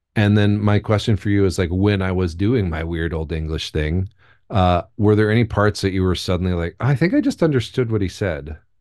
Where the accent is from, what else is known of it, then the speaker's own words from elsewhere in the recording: United States; as an American, but my family's pretty German